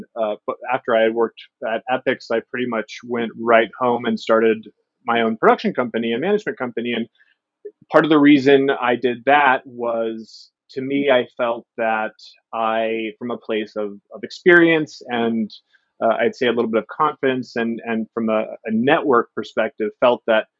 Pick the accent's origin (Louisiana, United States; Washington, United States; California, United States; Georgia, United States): Washington, United States; Seattle; I'm born and raised in Seattle.